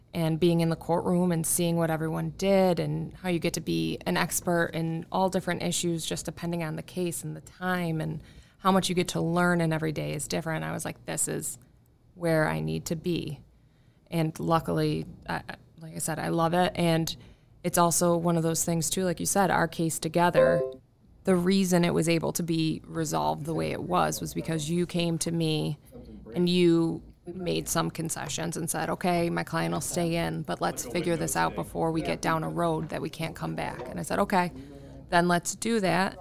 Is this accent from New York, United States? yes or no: yes; Irondequoit, New York, United States; I'm from Arundecoyt originally, uh, born and raised